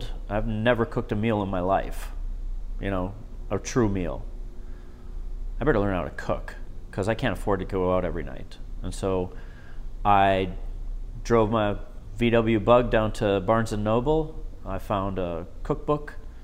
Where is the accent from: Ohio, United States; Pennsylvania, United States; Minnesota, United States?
Minnesota, United States; Chisholm; I was born and raised in Chisholm, Minnesota